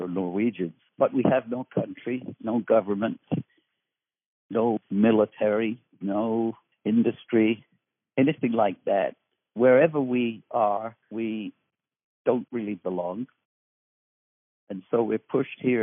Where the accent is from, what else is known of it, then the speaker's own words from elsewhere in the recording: United Kingdom; I was born in Britain